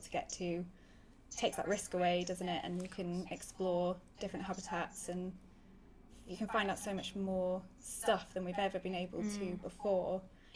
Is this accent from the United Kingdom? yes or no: yes; Sheffield, Yorkshire and the Humber, United Kingdom; moved away as an adult; also born or lived in Madagascar / Seychelles; now in Sussex, United Kingdom; I grew up in Sheffield